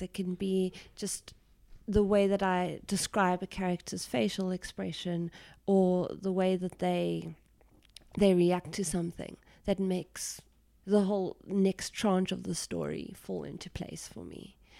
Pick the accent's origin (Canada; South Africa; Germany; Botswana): South Africa; being South African